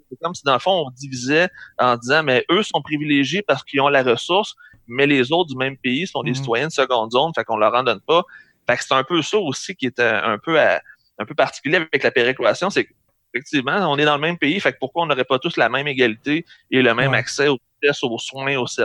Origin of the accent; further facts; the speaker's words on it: Quebec, Canada; Fait que pour nous, en tant que Québécois, c'est pas désavantageux